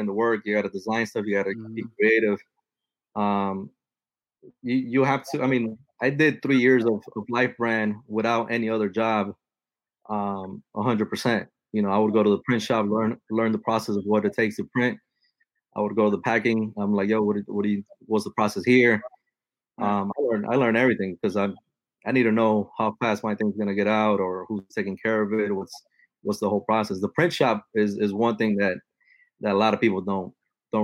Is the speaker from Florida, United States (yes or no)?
yes; Miami, Florida, United States; also born or lived in Nicaragua; I was born in Nicaragua, but I grew up here. And I grew up in a building of six apartments. There's one building, Little Havana.